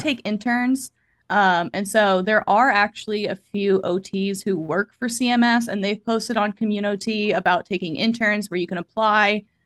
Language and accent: English; Kansas City, Missouri, United States; moved away as an adult; also born or lived in Iowa; I am originally from Kansas City, Missouri